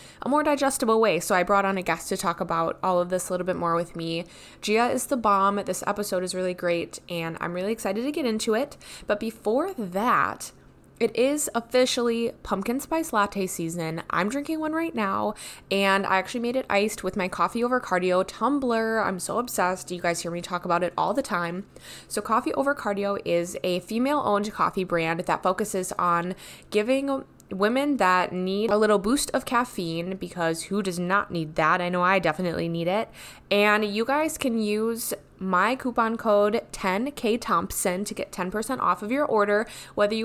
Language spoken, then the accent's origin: English; Wisconsin, United States; I'm from Wisconsin